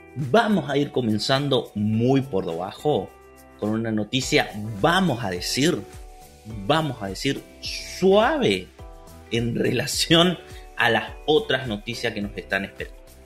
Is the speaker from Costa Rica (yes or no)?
no; Argentina